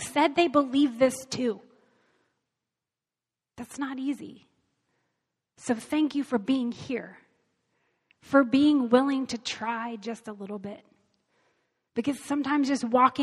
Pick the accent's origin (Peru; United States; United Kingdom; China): United States; as Americans, as American Christians, as the church here